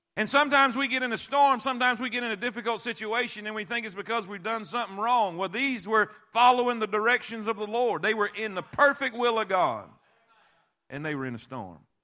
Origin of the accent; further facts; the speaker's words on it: Florida, United States; I grew up in Florida my whole life